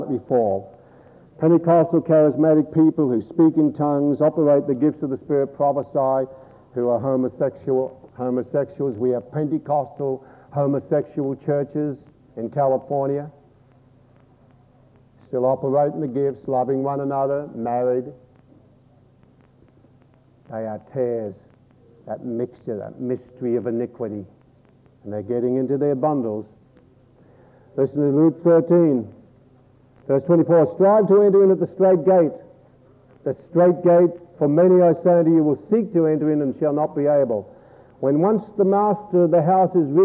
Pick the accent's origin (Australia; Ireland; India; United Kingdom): Australia